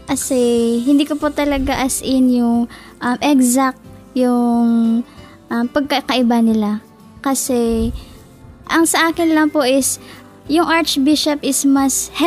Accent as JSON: {"language": "Tagalog", "town": "Hinoba-an", "region": "Negros Occidental", "country": "Philippines", "said": "Province of Hinubaan po."}